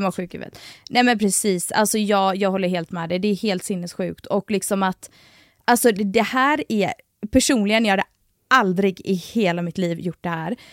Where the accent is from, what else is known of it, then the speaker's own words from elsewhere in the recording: Gothenburg, Västra Götaland, Sweden; accent: Gothenburg dialect (göteborgska); jag tar bort min göteborgska